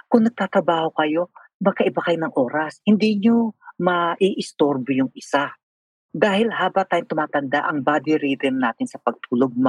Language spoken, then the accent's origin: Tagalog; Philippines; moved away; one time umuwi ako sa Pilipinas.